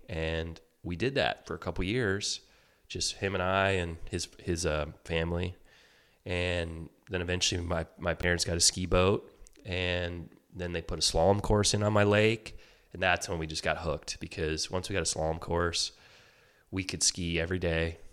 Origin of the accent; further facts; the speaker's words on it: Detroit, Michigan, United States; I grew up in Michigan, uh, outside Detroit